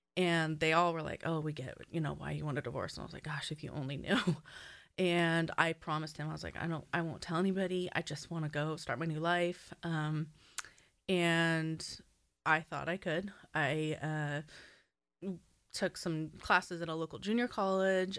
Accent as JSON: {"language": "English", "region": "Southern California", "country": "United States", "tie": "born or raised there", "said": "I grew up in Southern California"}